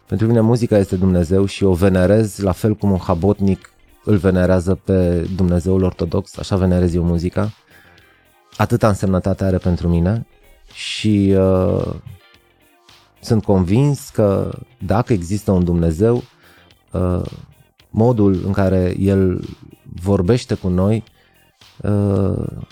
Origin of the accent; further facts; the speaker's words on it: Arad, Arad County, Romania; am crescut la Arad